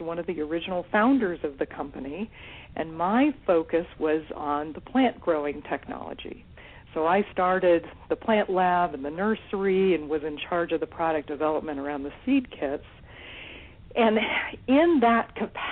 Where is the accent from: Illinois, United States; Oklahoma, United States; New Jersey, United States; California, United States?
California, United States; When I was growing up, I grew up in California